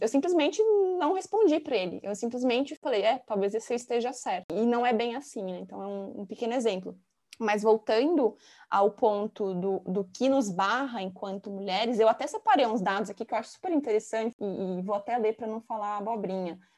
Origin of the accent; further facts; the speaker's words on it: São Paulo, Brazil; also born or lived in São Carlos; eu sou de São Paulo, capital, e fui estudar no interior